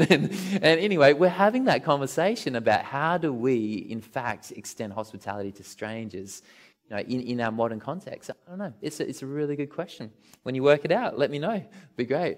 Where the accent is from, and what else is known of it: Australia